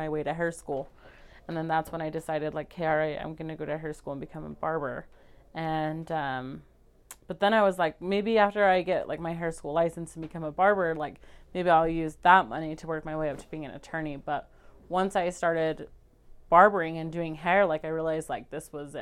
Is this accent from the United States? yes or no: yes; Indianola, Utah, United States; I grew up in Indianola. Most people don't know where that is, so I always just say Fairview, but Indianola is like 15 minutes north of Fairview.